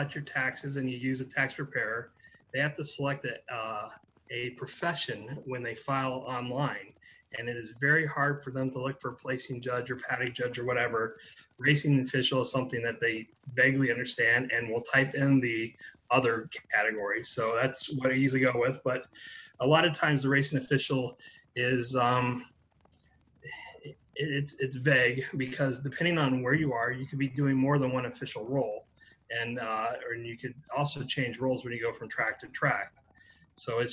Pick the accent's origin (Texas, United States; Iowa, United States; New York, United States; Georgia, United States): Texas, United States; I grew up in Texas in a family that liked all sports